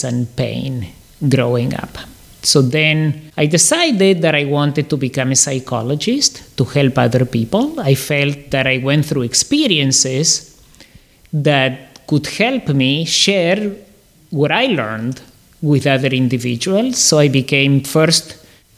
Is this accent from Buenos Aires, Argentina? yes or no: no; Córdoba, Argentina; also born or lived in Canada; now in Miami, United States; So I grew up in Argentina. I was born in Córdoba, Argentina